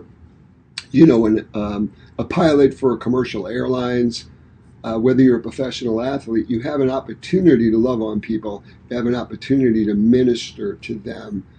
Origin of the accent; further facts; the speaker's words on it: Detroit, Michigan, United States; moved away; we're from Detroit, Michigan